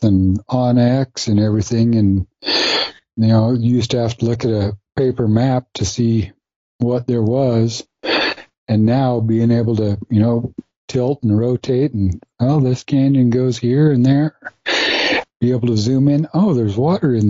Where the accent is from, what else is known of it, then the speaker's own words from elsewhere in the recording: Ely, Nevada, United States; So I grew up in Ely, Nevada, out in the middle of nowhere, but a great place to be able to grow up